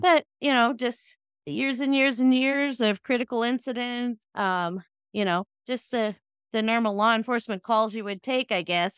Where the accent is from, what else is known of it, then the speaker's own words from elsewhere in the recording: Sacramento County, Northern California, United States; I'm from Northern California in the Sacramento County area